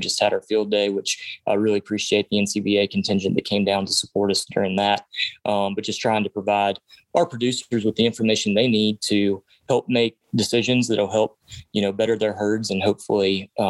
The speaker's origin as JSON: {"language": "English", "area": "Shenandoah Valley", "region": "Virginia", "country": "United States", "tie": "born or raised there", "also_born_or_lived": "Texas / Washington, D.C.", "said": "I grew up on a cattle farm in the Shenandoah Valley of Virginia. So I grew up a cattle farmer."}